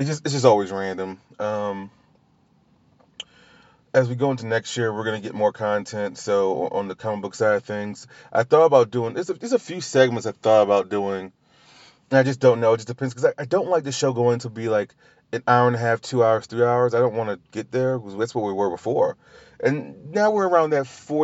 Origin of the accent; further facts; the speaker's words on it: Louisiana, United States; I'm from Louisiana